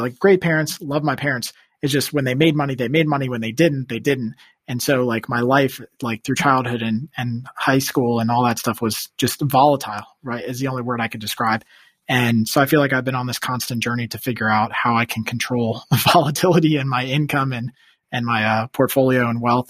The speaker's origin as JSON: {"language": "English", "town": "Washington", "region": "District of Columbia", "country": "United States", "tie": "born or raised there", "also_born_or_lived": "New York", "said": "D C, where I'm originally from. I guess I grew up outside Northern Virginia in D C"}